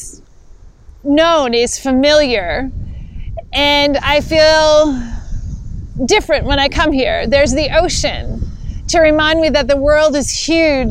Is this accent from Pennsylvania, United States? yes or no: no; Hyannis, Massachusetts, United States; moved away as an adult; now in Minneapolis, United States; come back to my hometown to celebrate turning 50